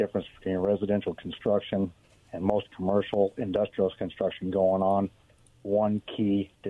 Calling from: Richland, Washington, United States; Hi, this is … from Richland.

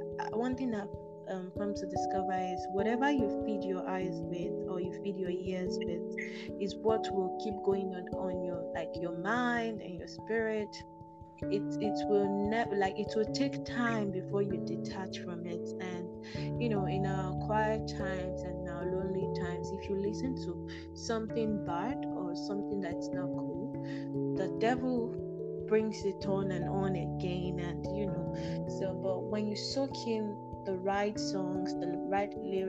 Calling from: Ukraine; oh yeah, I'm tuning in live from Ukraine.

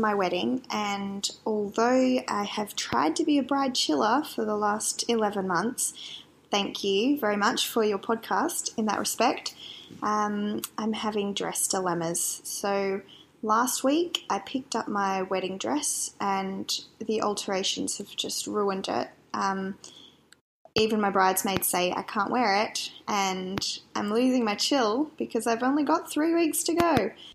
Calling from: Perth, Western Australia, Australia; I'm calling from Perth in Western Australia

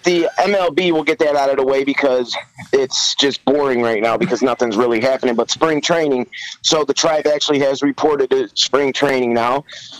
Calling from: Rock Hill, South Carolina, United States; I am calling from Rock Hill, South Carolina.

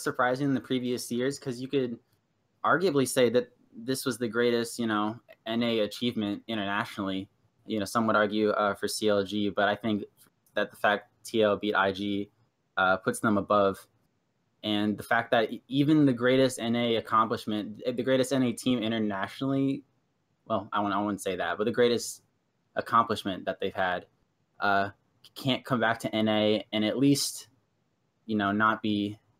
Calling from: Gainesville, Virginia, United States; I'm calling from Gainesville, Virginia. It's about an hour south of DC.

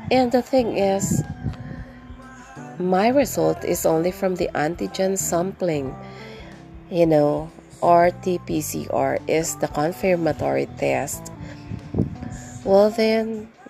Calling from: Tagkawayan, Calabarzon, Philippines; once again, and I'm podcasting from the Philippines, particularly from here in Tagkawayan. And we are at the southernmost part of Quezon province.

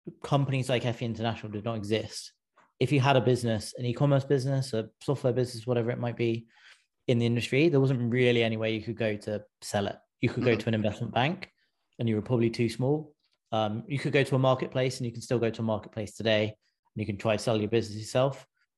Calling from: California, United States; I'm in just outside San Francisco.

